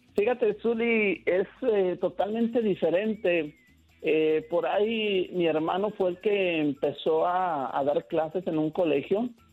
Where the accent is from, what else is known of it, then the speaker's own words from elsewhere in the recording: his village near Guadalajara, Jalisco, Mexico; me regresé a mi pueblo viviendo con mis tíos. Y de aquí empecé a ir y venir a Guadalajara